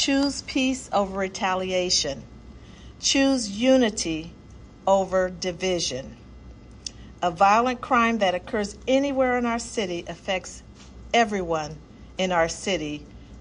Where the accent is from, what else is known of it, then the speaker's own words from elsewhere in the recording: Peoria, Illinois, United States; I grew up on the South Side of Peoria. My family still lives there